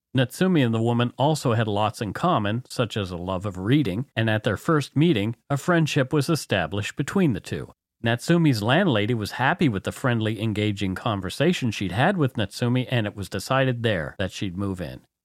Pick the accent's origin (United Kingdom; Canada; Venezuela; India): Canada; We are ordinary Canadian schmucks